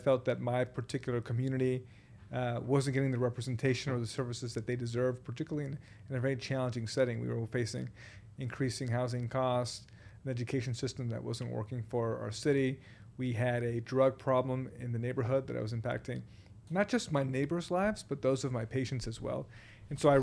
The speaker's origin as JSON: {"language": "English", "town": "Boston", "region": "Massachusetts", "country": "United States", "tie": "born or raised there", "also_born_or_lived": "Puerto Rico", "said": "I grew up in Boston for a number of years. I was born in Puerto Rico, and my experiences in Boston, particularly as a person of color growing up in Roxbury"}